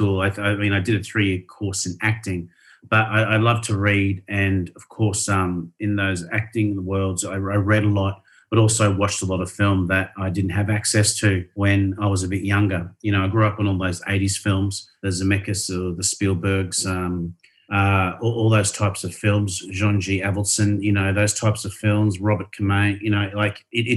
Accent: Rockhampton, Queensland, Australia; grew up in Rockhampton, Queensland

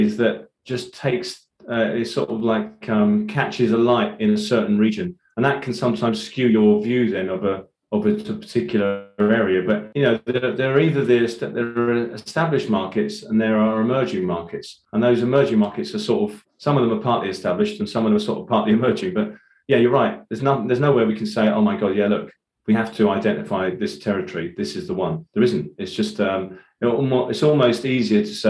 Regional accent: Ireland; as an Irish Catholic

